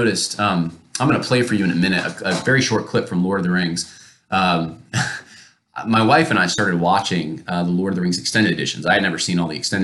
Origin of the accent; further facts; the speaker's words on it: Northeast, United States; now in Virginia, United States; I grew up mostly in the Northeast